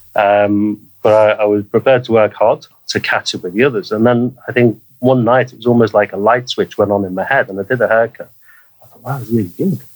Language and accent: English; Liverpool, North West England, United Kingdom; moved away as an adult; also born or lived in Spain; now in Norway; I grew up in Liverpool in the 1970s and 1980s